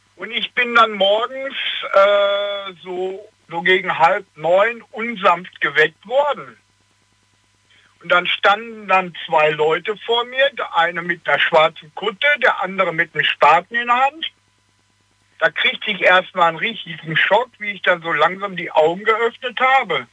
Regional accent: Hagen, North Rhine-Westphalia, Germany; now in Cologne, Germany; ich komme aus Hagen

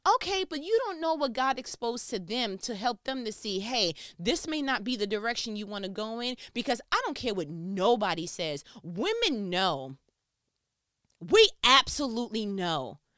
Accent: New York, United States; I am from New York

